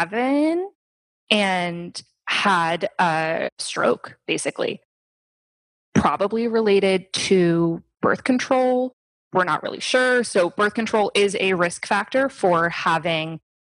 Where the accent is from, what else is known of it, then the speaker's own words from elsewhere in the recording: Stuart, Florida, United States; moved away as an adult; also born or lived in Miami, Florida / New York City / Morocco; I grew up here in Stewart